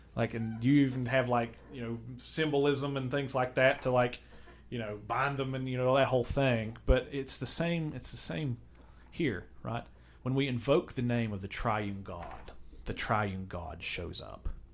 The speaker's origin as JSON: {"language": "English", "country": "United States", "said": "I'm an American. We're, we're Americans"}